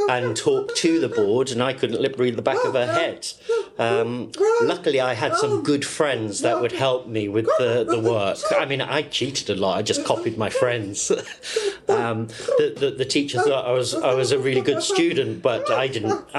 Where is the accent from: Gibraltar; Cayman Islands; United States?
Gibraltar; born there; I was born in Gibraltar